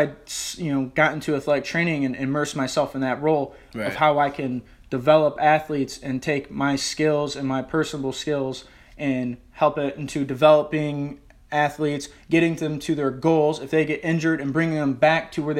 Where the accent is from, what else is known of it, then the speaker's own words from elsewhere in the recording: Detroit, Michigan, United States; I was born and raised in Southwest Detroit. A lot of people don't know that about me. So I lived there for first 15 years of my life.